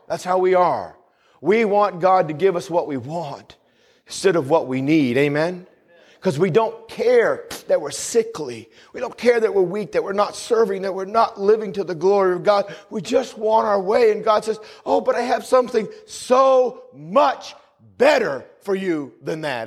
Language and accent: English; New England, United States; also born or lived in the South (US); Where I grew up in New England, it's you guys, you guys